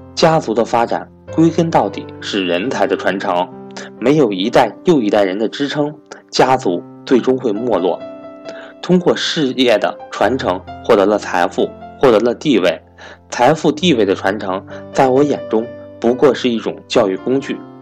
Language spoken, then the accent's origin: Chinese; China; 如果我没有出生在中国这个和平崛起的时代